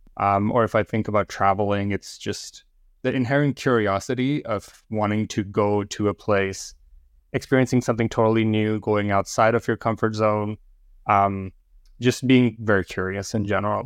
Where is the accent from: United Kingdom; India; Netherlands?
India; moved away; in India, when I grew up in India, uh, we were really into cricket